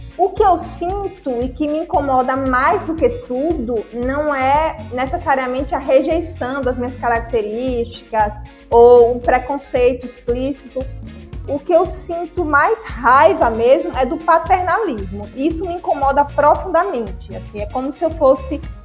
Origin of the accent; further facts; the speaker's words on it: Senhor do Bonfim, Bahia, Brazil; accent: interior (sertão baiano); now in Salvador, Brazil; Eu sou sertaneja, sou da cidade de Cima do Bonfim, na Bahia. Hoje resido em Salvador